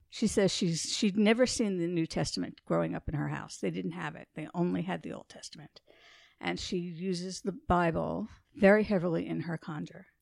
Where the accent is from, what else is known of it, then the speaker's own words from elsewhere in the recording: New York City, New York, United States; I grew up in New York City